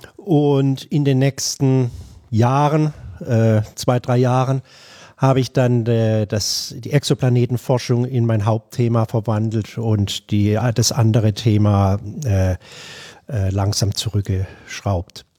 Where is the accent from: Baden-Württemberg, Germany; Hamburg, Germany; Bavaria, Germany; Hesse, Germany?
Baden-Württemberg, Germany; Bad Mergentheim; moved away as an adult; also born or lived in Würzburg / Buffalo, New York / Albuquerque, New Mexico; now in Tenerife, Spain; Ich bin in Bad Mergentheim im Norden von Baden-Württemberg aufgewachsen